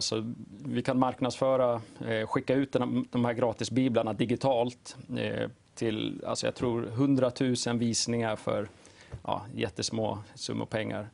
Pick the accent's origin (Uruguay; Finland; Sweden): Sweden; Uppsala, Uppsala County; jag bor i Uppsala, född och uppvuxen där